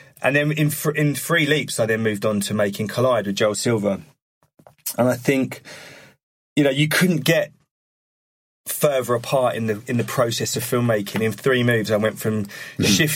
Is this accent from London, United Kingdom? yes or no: no; Harlow, East of England, United Kingdom; where I grew up in Harlow in Essex